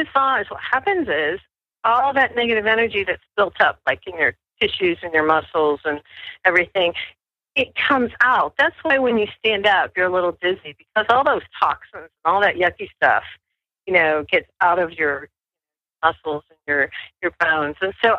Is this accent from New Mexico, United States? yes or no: yes; New Mexico, United States; I'm from New Mexico, and people in New Mexico tend to be more spiritual.